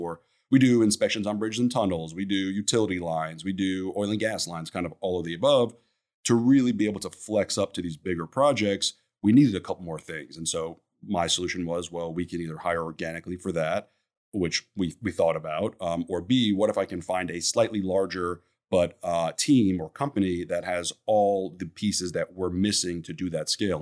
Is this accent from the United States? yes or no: yes; New York City, New York, United States; moved away as an adult; now in Houston, United States; I'm born and raised in New York City.